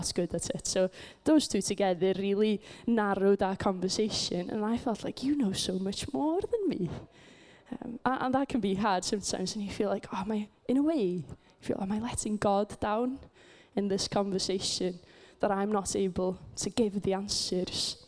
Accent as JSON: {"language": "English", "region": "Wales", "country": "United Kingdom", "tie": "born or raised there", "said": "I come from Wales, just in case you didn't know. And I come from quite a small community, because it's a Welsh-speaking community"}